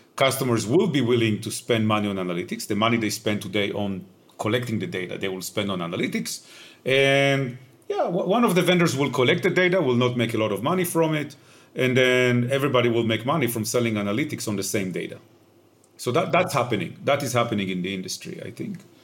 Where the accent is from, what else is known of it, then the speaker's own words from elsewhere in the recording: Israel; moved away; I grew up in Israel, uh, which you might be able to hear from my accent.